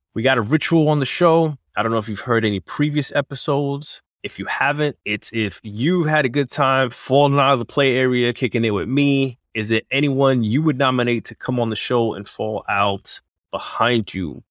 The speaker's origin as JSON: {"language": "English", "region": "New York", "country": "United States", "tie": "born or raised there", "said": "I grew up in New York"}